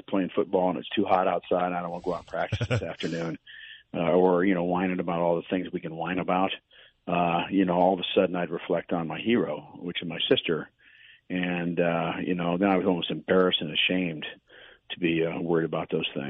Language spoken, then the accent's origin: English; Akron, Ohio, United States; moved away; I grew up in Akron, Ohio